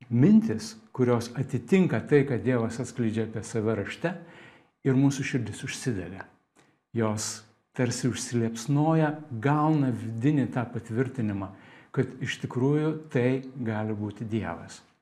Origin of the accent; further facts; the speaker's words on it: Lithuania; Mes lietuviai turim posakį